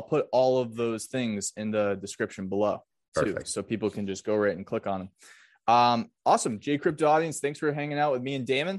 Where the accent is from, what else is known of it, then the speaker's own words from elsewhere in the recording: Massachusetts, United States; Fun fact, man, I was in that movie because I'm from Massachusetts.